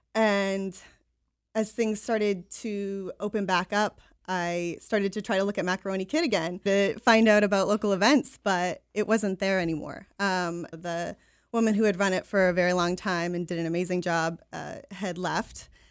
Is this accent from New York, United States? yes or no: no; Gray, Maine, United States; also born or lived in Portland, Maine; now in Biddeford, United States; I grew up in Gray, so lifelong Maine resident